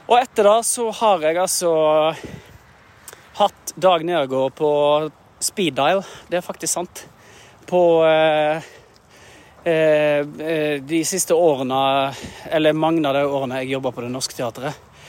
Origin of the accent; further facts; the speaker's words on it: Norway; Jeg er en norsk eh, skuespiller som synger en del og bruker stemmen en del på jobb.